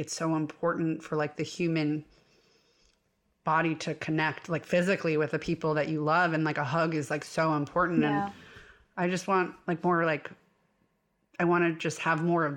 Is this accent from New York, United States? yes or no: yes; New York, United States; being a New Yorker